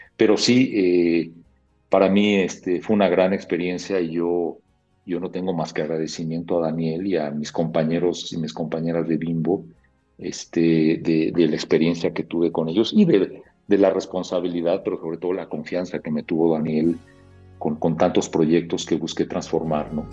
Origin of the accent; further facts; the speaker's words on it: Mexico City, Mexico; yo tengo 60 años, hace, imagínate, hace 55 años la Ciudad de México pues era muy tranquila